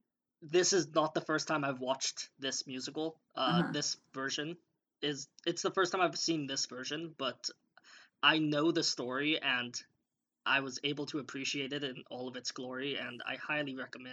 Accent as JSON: {"language": "English", "town": "Los Angeles", "region": "California", "country": "United States", "said": "I am from Los Angeles, California."}